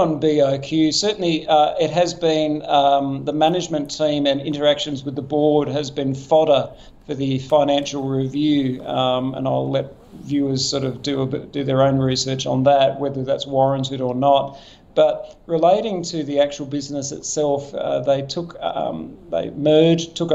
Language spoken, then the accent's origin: English; Queensland, Australia; as a Queenslander